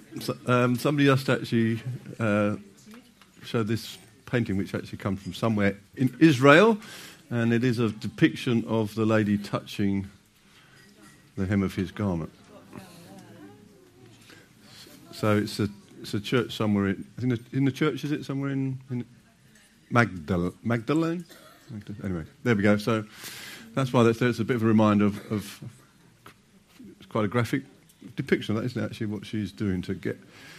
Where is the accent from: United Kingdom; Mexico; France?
United Kingdom; that we'll need a toilet break because we're British.